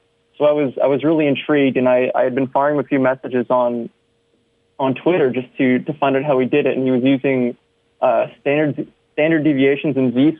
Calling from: Ottawa, Ontario, Canada; I'm writing from Ottawa, so I thought it was kind of clever.

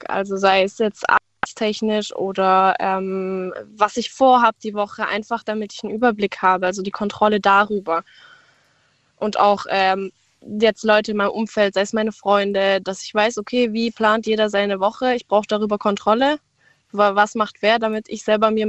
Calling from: Baden-Württemberg, Germany; Achso, ähm, äh, Nähe Pforzheim.

